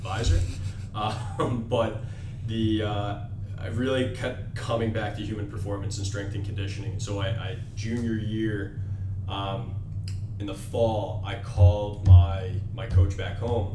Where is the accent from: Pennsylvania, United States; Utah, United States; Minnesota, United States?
Pennsylvania, United States; Philadelphia; I grew up around the Philadelphia area, played ice hockey.